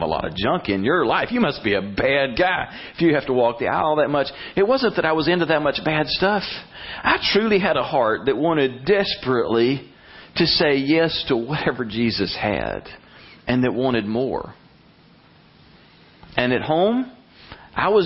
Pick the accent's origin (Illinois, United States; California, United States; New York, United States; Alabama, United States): Alabama, United States; Brundidge; growing up in Salem Baptist Church in Brundage, Alabama